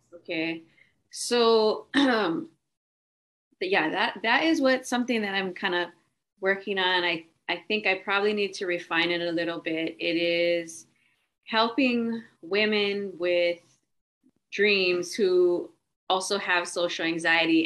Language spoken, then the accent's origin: English; Hawaii, United States; I'm from Hawaii.